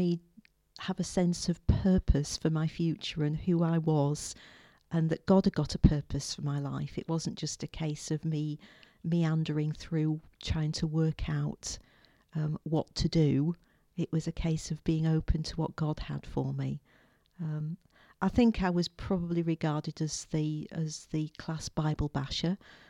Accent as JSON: {"language": "English", "region": "Yorkshire and the Humber", "country": "United Kingdom", "tie": "born or raised there", "also_born_or_lived": "Shropshire", "said": "Well, I came from Yorkshire originally. My parents moved around a bit, so I came to faith whilst we were living in Shropshire. And I was at school in Shrewsbury, which is where I lived with the family for a couple of years"}